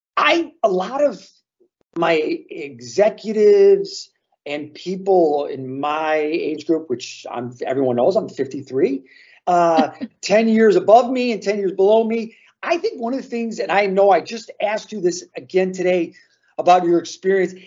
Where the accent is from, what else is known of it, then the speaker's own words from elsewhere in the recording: Chicago, Illinois, United States; as a Chicagoan